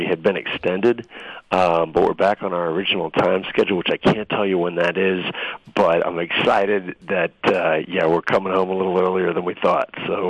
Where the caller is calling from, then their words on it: Kuwait; I can actually right now. I'm calling from Kuwait.